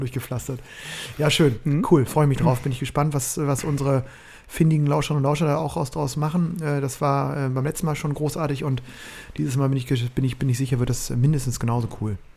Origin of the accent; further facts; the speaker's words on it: Bremen, Germany; als Bremer